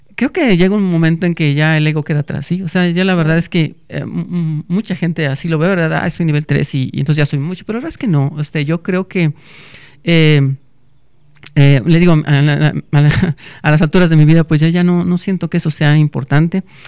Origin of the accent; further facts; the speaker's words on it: Salamanca, Guanajuato, Mexico; also born or lived in Celaya, Guanajuato; Yo soy de Salamanca, Guanajuato